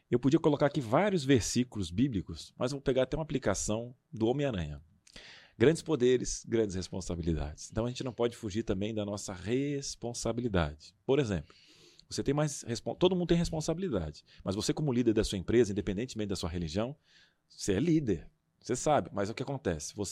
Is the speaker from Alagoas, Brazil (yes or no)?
no; Rio Grande do Sul, Brazil; moved away; Naquela época eu tinha um sotaque